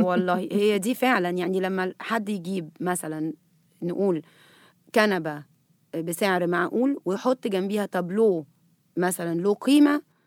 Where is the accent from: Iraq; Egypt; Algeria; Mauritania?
Egypt; احنا هنا مصريين